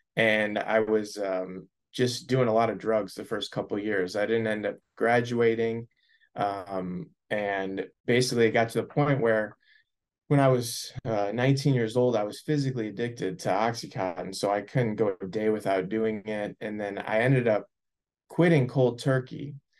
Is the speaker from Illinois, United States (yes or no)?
yes; Naperville, Illinois, United States; I grew up in Naperville, Illinois, suburb of Chicago